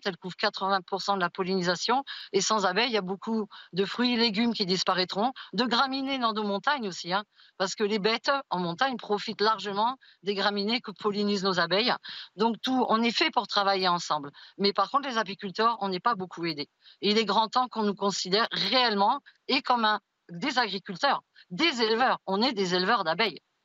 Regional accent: Haute-Ariège, Occitania, France; chez moi en Haute-Ariège

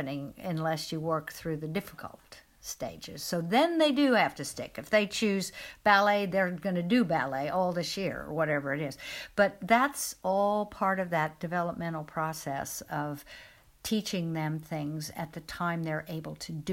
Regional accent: Midwest, United States; moved away; where I grew up in the Midwest in America

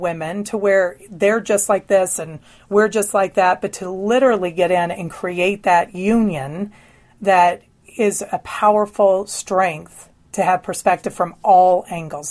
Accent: the Bible Belt, United States; I was raised in the Bible Belt

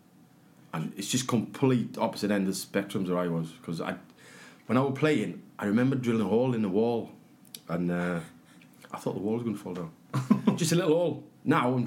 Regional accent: Aberdare, Wales, United Kingdom; I was from Aberdare, from the Valleys.

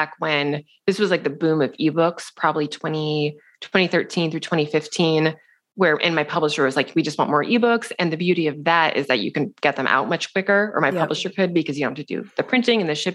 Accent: Seattle, Washington, United States; moved away as an adult; also born or lived in New York City; We're both from Seattle

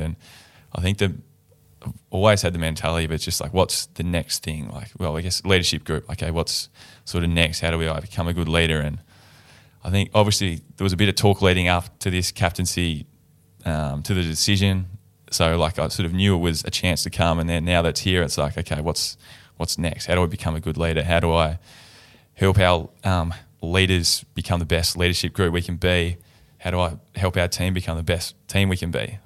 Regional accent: Tasmania, Australia; moved away as an adult; now in Fremantle, Australia; being from Tasmania, growing up in Tasmania

